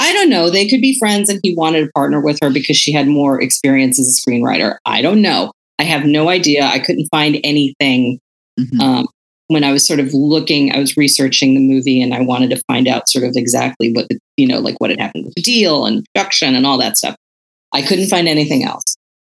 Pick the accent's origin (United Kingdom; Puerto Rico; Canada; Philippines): Philippines; It was just part of being Filipino, you know?